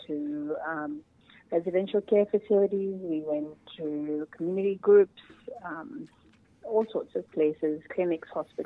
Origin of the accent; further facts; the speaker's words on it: India; now in Australia; I'm from India myself